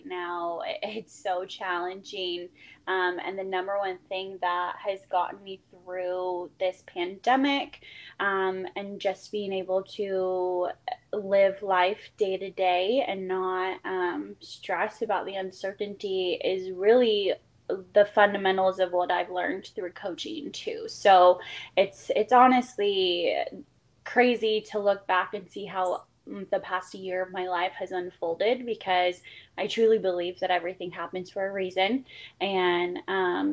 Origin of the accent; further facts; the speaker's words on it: Vancouver, Washington, United States; I am from Vancouver, Washington